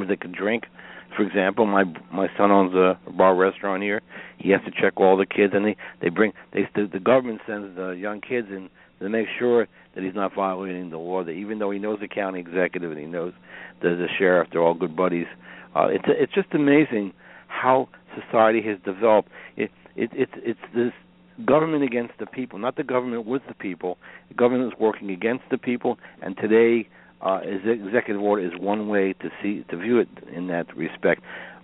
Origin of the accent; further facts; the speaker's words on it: New York City, New York, United States; I grew up in Brooklyn, New York